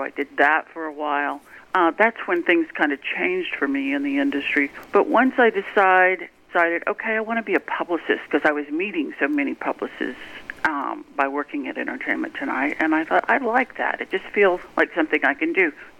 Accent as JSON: {"language": "English", "region": "California", "country": "United States", "lives_now": "Nashville, United States", "said": "But because I came from California and I was so used to dealing with big shots"}